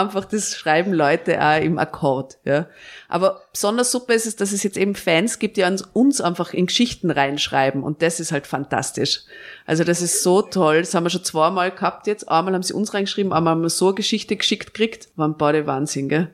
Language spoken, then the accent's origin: German; Tyrol, Austria; moved away; ich bin in Tirol in einem Dorf aufgewachsen